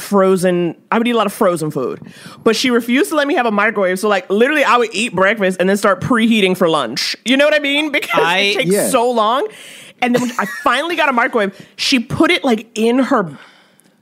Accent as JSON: {"language": "English", "town": "New York City", "region": "New York", "country": "United States", "said": "as a New Yorker"}